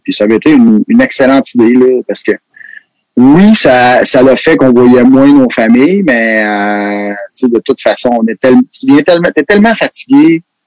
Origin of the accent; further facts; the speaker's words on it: Quebec, Canada; on est des Québécois